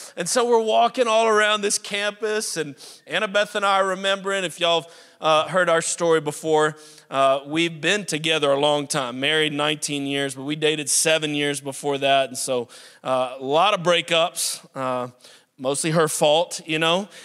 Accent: New Orleans, Louisiana, United States; also born or lived in South Carolina; now in Pittsburgh, United States; I was born and raised in New Orleans, but, uh, my dad became pastor of a church in the upstate of South Carolina about thirty years ago

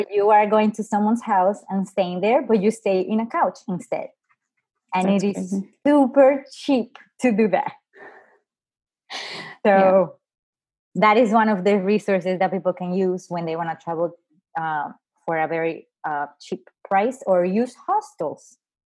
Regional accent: New Jersey, United States; I'm originally from New Jersey. That's where I have my license.

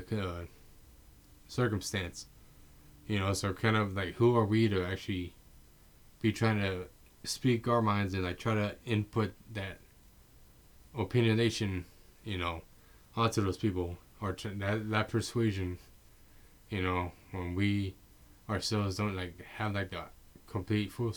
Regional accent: San Antonio, Texas, United States; I'm from San Antonio, Texas

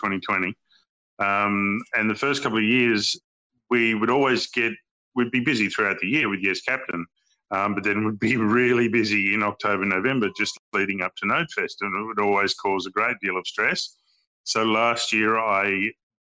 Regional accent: Hobart, Tasmania, Australia; also born or lived in Brisbane, Queensland / Sydney; now in Melbourne, Australia; I grew up in Hobart in Tassie, so the Tassie Devil.

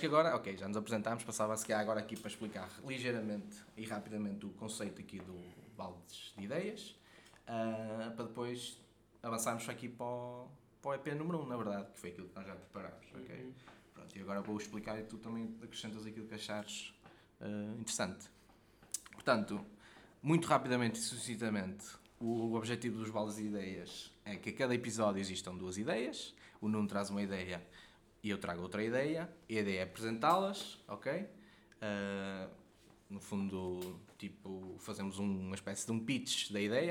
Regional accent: Guimarães, Braga, Portugal; eu não sou mesmo do centro de Quimarães, não é? Sou dos Arravaltos

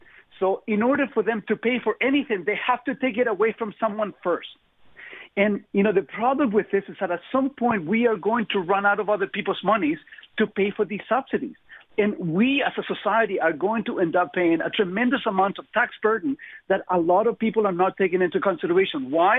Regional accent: Chile; English is a second language; I come from Chile. You know, we came out of a communist regime. We went into a military dictatorship.

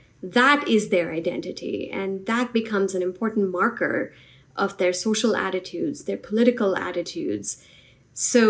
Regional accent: India; now in United States; I grew up in India

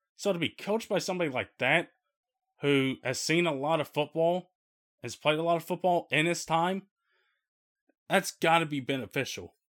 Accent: Midwest, United States; the storms that were happening around the Midwest on Friday night and with power being knocked out here in my hometown

